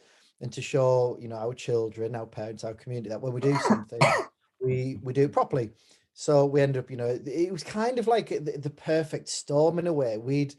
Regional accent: Hartlepool, North East England, United Kingdom; moved away as an adult; now in Fleetwood, United Kingdom; I'm very much proud of my working class roots. I'm from Hartlepool in the Northeast.

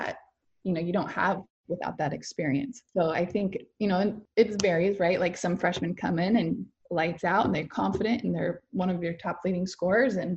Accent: Stayton, Oregon, United States; growing up in Staten, obviously a smaller town

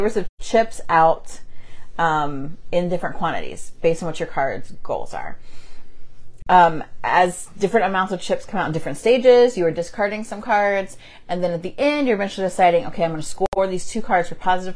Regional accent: Midwest, United States; growing up in the Midwest

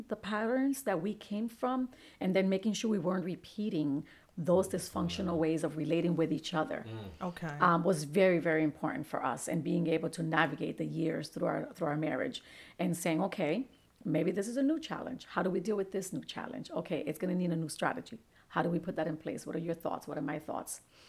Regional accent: Bridgeport, Connecticut, United States; I was raised in Father Panic Village. So we were, you know, both coming from low socioeconomic backgrounds.

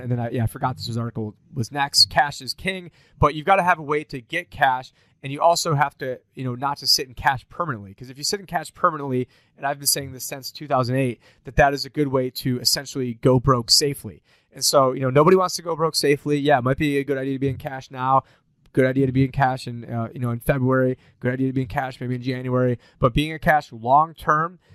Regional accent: Syracuse, New York, United States; my hometown, Syracuse, New York

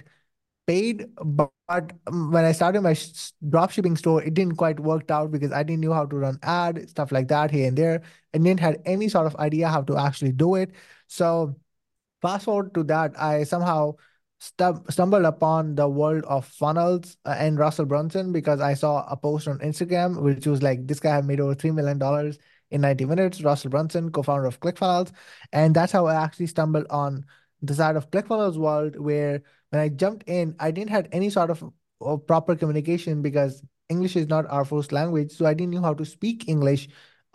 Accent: Saudi Arabia; moved away as an adult; now in Pakistan; I was born and raised in Saudi Arabia, spent my whole life in there

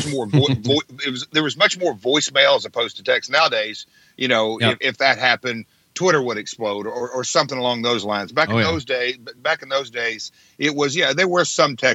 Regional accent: Nashville, Tennessee, United States; I'm from Nashville

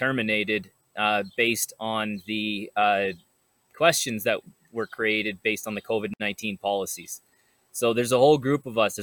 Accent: Canada; my life as a Canadian citizen

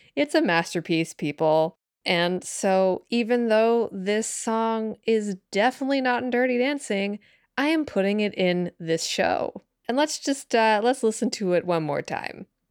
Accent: Canada; I'm also Canadian

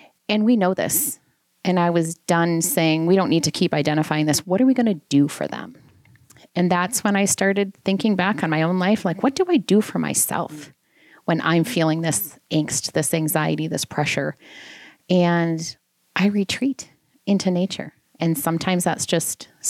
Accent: Southwest Minnesota, United States; moved away as an adult; also born or lived in Wisconsin / Philadelphia; I grew up in Southwest Minnesota on a farm

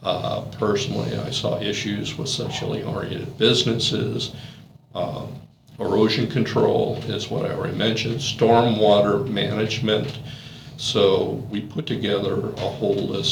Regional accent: Valparaiso, Indiana, United States; I was born and raised here in Valparaiso.

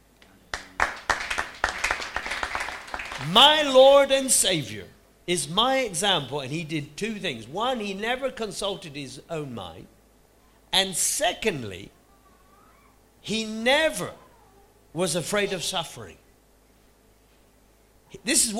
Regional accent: United Kingdom; here we are in our little country

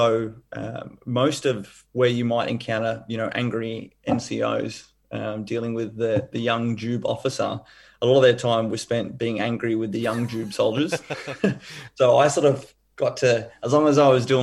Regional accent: Brisbane, Queensland, Australia; I grew up here in Brisbane

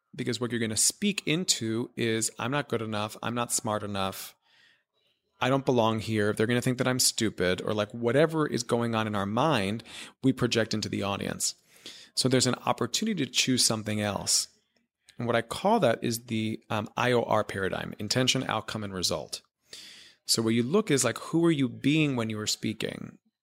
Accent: Miami, Florida, United States; moved away as an adult; also born or lived in New York; growing up in Miami, Florida, which is where I'm from

